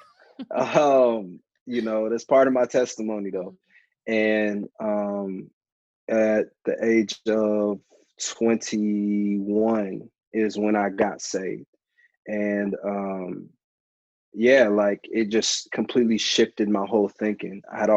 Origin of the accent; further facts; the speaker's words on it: St. Louis, Missouri, United States; also born or lived in Clarksville / Alaska / Atlanta; So I was born in Clarksville, Tennessee, and then we moved to Alaska. I went to middle and high school in St. Louis, and then moved to Atlanta. And that's where I lived at for a while. So I consider Atlanta home.